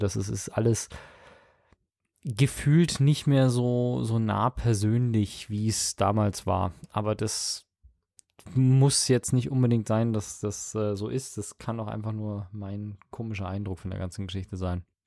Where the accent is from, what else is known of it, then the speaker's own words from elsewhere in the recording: Munich, Bavaria, Germany; als ich hier aufgewachsen bin in Perlach